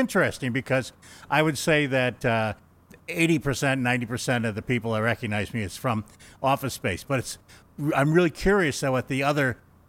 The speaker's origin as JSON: {"language": "English", "town": "Menomonee Falls", "region": "Wisconsin", "country": "United States", "tie": "born or raised there", "said": "I grew up in Menominee Falls, Wisconsin."}